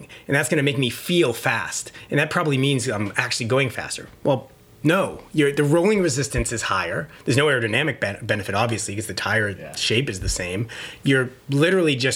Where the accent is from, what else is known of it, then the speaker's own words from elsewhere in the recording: Boston, Massachusetts, United States; I'm from the Boston area